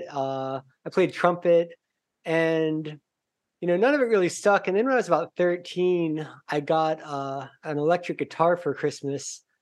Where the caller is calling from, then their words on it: Aguada, Puerto Rico; Uh, Aguada, Puerto Rico.